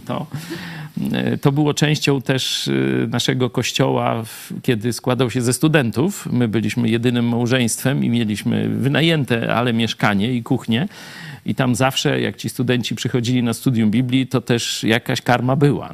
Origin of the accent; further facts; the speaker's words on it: Lublin, Lublin Voivodeship, Poland; also born or lived in Kraków; Jesteśmy z Lublina